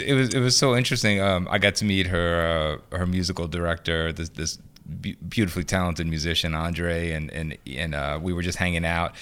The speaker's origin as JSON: {"language": "English", "town": "New Orleans", "region": "Louisiana", "country": "United States", "tie": "born or raised there", "said": "I grew up on Saint Ann, um, in the French Quarter."}